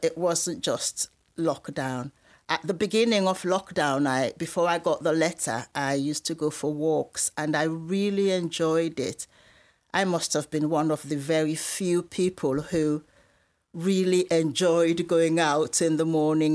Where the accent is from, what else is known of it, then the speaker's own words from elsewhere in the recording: Sierra Leone; moved away as an adult; now in United Kingdom; I was born in Sierra Leone in West Africa